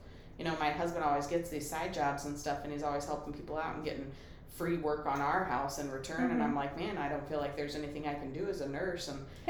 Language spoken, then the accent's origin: English; Colorado, United States; now in Michigan, United States; And I grew up in Colorado. I love the outdoors and I appreciate the mountains and I can say I never took the mountains for granted. I looked at Pikes Peak every morning and I appreciated the snow on the caps and I loved Colorado